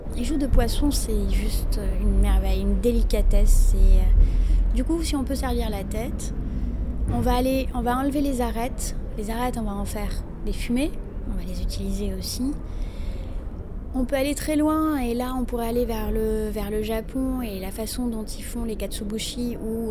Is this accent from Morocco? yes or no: yes; Morocco; Chez nous, au Maroc